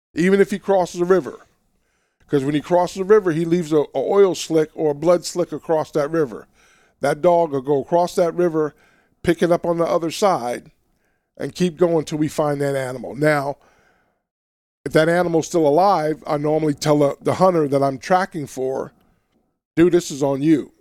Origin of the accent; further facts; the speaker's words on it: New York City, New York, United States; also born or lived in Alabama; now in Washington, United States; growing up in Queens, New York